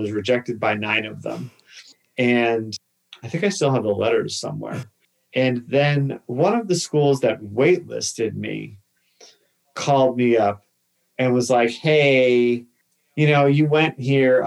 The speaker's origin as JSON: {"language": "English", "town": "Boston", "region": "Massachusetts", "country": "United States", "tie": "born or raised there", "moved": "yes", "said": "I grew up in Massachusetts. I'm from Boston, Massachusetts"}